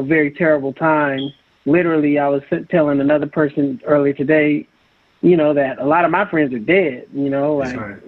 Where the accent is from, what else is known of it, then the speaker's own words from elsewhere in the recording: San Francisco, California, United States; I grew up in San Francisco.